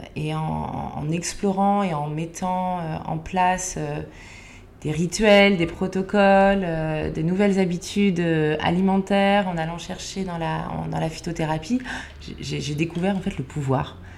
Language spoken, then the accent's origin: French; Lower Normandy, France; moved away as an adult; also born or lived in Provence; now in Paris, France; je viens de, Normandie, j'ai grandi dans un petit village euh, en basse Normandie